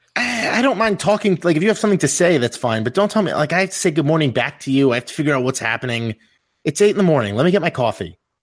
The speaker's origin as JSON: {"language": "English", "region": "New York", "country": "United States", "said": "I'm from New York"}